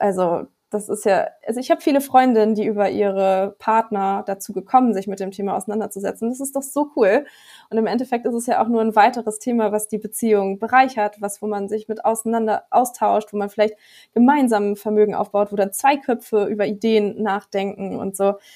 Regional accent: Bremen, Germany; ich komme aus Bremen, da sind die Immobilienpreise noch nicht so hoch wie in anderen Städten

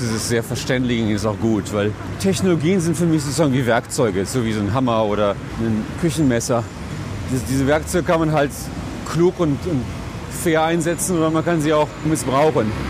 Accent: United States; Ich kann mich als Amerikaner auf eine deutsche Straße bewegen und mir die Häuser anschauen.

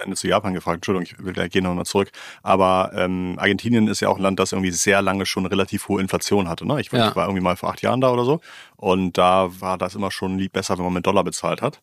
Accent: Germany; als, als Deutscher

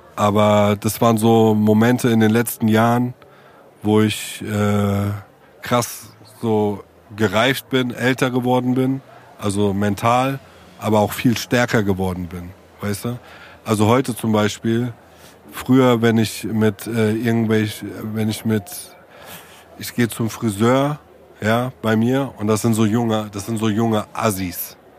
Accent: Germany; als Deutscher wie ich

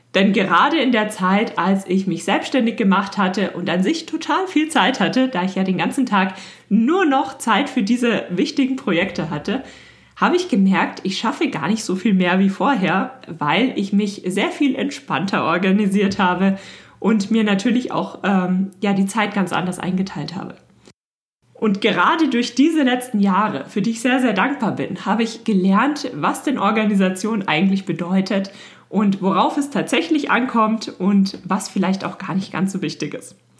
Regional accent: Germany; bei uns in Deutschland

